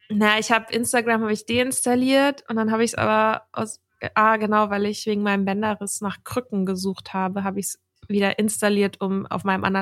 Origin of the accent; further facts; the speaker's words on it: Dublin, Leinster, Ireland; born there; also ich bin da ja auch geboren in Dublin und das ist irgendwie schon so ein Ort, an dem ich mich sehr zu Hause gefühlt habe.